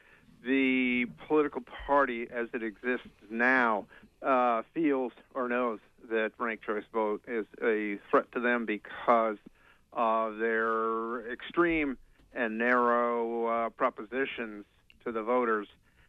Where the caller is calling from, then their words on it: Tenants Harbor, Maine, United States; in Tennant's Harbor.